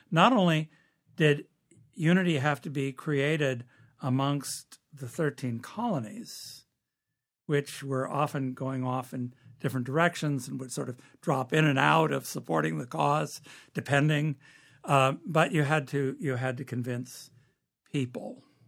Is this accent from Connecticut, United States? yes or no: no; California, United States; moved away; I'm from California, and the vast majority of Californians speak like me. That's where I grew up.